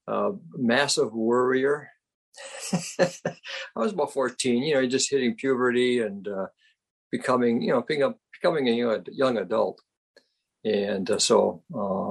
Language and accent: English; Rhinelander, Wisconsin, United States; I grew up in Rhinelander, Wisconsin, population of 8,000 people.